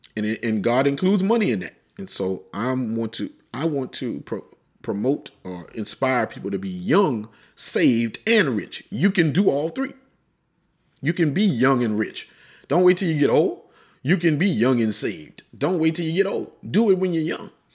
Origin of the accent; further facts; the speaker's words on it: Plaquemine, Louisiana, United States; moved away; Plaquemine, wh-, which is my hometown.